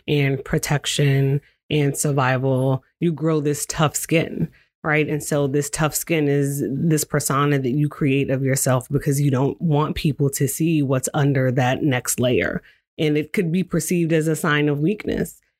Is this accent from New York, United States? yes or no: yes; New York, United States; moved away as an adult; also born or lived in Washington, D.C.; now in Salem, United States; I'm originally from New York.